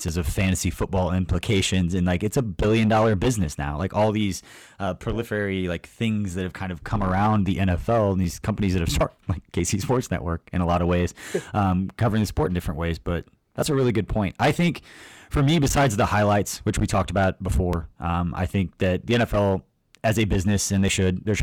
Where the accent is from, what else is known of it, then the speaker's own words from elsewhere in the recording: Stilwell, Kansas, United States; I grew up like Stillwell, Kansas